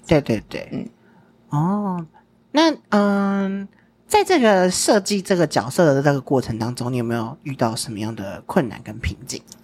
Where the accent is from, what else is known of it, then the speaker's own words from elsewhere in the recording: Taiwan; 我们身为台湾人